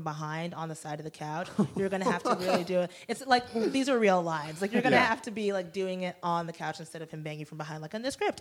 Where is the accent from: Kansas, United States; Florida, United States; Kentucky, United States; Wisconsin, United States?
Florida, United States; moved away as an adult; also born or lived in Durham, North Carolina; now in Los Angeles, United States; I'm from Florida.